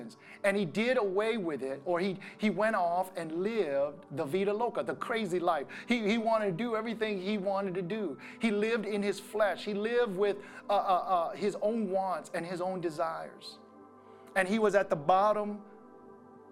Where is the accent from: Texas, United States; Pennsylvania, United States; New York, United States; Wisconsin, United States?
Wisconsin, United States; growing up in Wisconsin